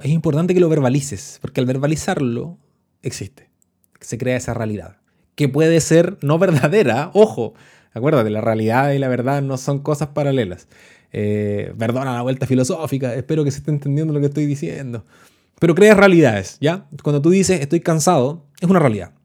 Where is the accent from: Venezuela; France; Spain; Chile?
Chile; los que somos chilenos y que nos hemos dedicado a las ciencias sociales